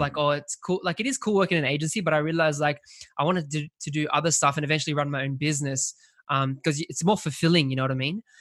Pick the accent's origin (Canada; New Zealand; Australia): Australia; I'm from Australia